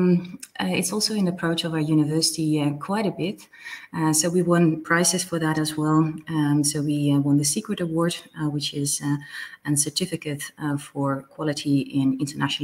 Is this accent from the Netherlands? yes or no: yes; Netherlands; also born or lived in Belgium / France / Belize / Sweden; I'm originally from the Netherlands, born and raised here